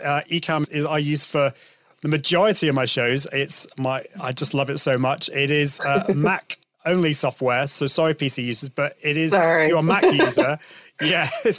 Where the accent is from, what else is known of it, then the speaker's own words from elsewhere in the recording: United Kingdom; Because Brits, we like to go both ways, European and I'm more of an Italian kind of person